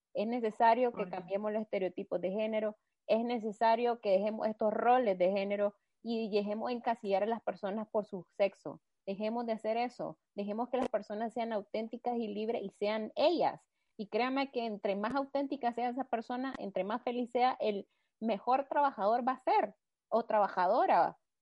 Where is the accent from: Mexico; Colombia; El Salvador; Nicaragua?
Nicaragua; somos tres chavalas nicas, venimos de un país en vías de desarrollo